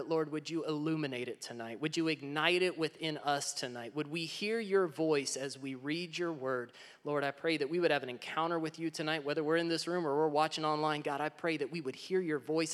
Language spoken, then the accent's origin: English; Texas, United States; I'm originally from Texas